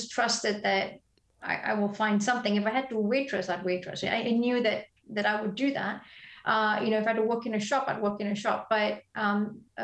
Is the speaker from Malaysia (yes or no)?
yes; Malaysia; moved away as an adult; also born or lived in Belfast, Northern Ireland; I grew up in Malaysia, but we had great schools